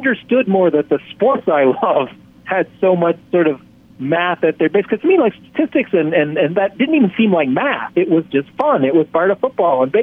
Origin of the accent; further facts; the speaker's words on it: Canada; I'm from Canada